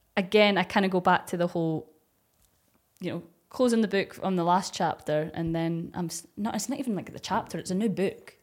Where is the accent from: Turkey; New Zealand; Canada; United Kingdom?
United Kingdom; Dundee, Scotland; accent: Scottish; I'm from Dundee